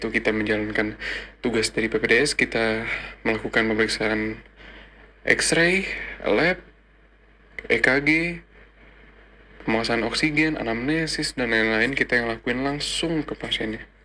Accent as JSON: {"language": "Indonesian", "town": "Bekasi", "region": "West Java", "country": "Indonesia", "lives_now": "Malang, Indonesia", "said": "Ya, gue asal Bekasi, tapi sekarang gue sekarang menjalani tugas di Rumah Sakit Saiful Anwar Malang sebagai dokter muda atau koas."}